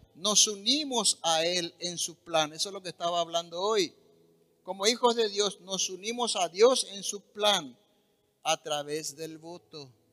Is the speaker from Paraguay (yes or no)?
yes; Paraguay; nuestro país